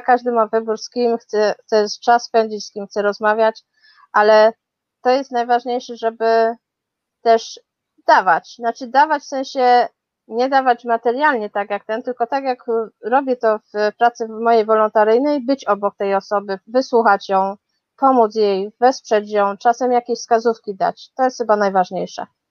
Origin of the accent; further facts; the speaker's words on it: Chorzów, Silesian Voivodeship, Poland; moved away as an adult; also born or lived in Katowice; now in London, United Kingdom; Urodziłam się w Chorzowie, potem mieszkałam w Katowicach, no a potem jakoś tak los zrobił, że znalazłam się w Londynie już 15 lat